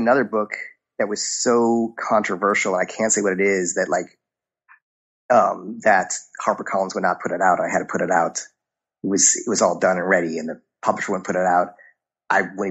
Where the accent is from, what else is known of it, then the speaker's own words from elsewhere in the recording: Chicago, Illinois, United States; I grew up in Chicago